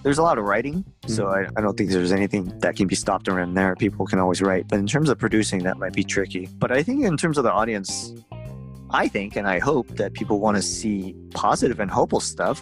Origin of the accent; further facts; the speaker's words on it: Seattle, Washington, United States; we're from Seattle